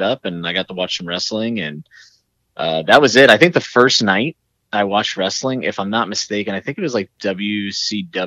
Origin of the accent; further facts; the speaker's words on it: southwestern Pennsylvania, United States; also born or lived in Morgantown, West Virginia; I'm actually from southwestern Pennsylvania, like right near West Virginia on the border near Morgantown. So I just kind of claim Morgantown because I spent almost all my free time there. And I grew up in that area